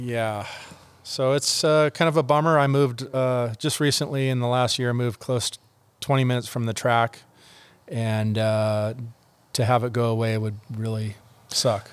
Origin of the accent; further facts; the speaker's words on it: El Segundo, California, United States; moving to El Segundo, my hometown